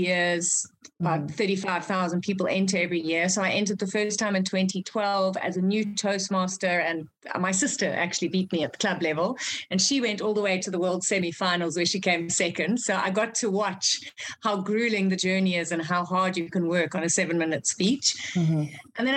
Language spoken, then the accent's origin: English; South Africa; also born or lived in Zimbabwe; I'm from Zimbabwe originally. That's where I was born. So Africa is definitely in my blood. We moved to South Africa when I was five